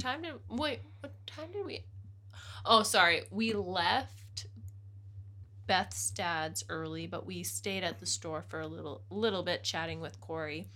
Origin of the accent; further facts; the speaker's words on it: Oyama, British Columbia, Canada; now in Calgary, Canada; I grew up in Oyama, so I really wanted to share with, um, Jake where, where I live